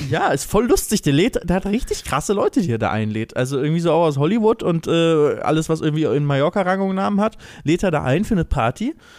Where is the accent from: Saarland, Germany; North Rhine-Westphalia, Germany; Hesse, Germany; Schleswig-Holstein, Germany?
Schleswig-Holstein, Germany; Lübeck; now in Hamburg, Germany; relativ nah an Lübeck, an meiner Heimat, ähm, wo auch meine Mutter und noch zwei meiner Geschwister leben